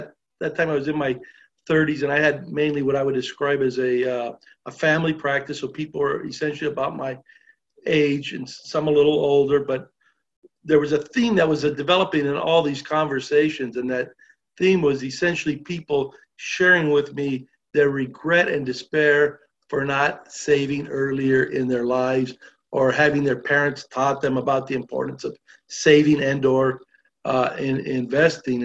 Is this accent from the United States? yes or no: yes; Los Angeles, California, United States; I was born and raised in Los Angeles